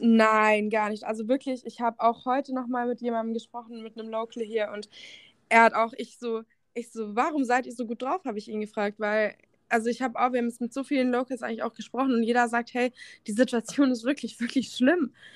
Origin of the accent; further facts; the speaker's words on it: Germany; bei uns in Deutschland